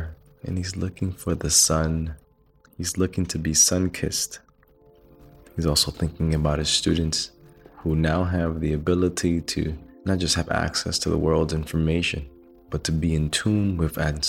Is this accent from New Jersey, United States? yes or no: no; New York City, New York, United States; We were raised in New York City